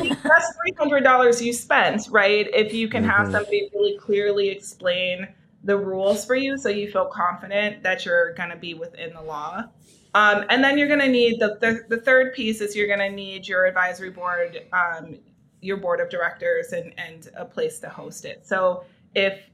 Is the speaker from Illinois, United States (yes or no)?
no; Milwaukee, Wisconsin, United States; the neighborhood that I was raised in Milwaukee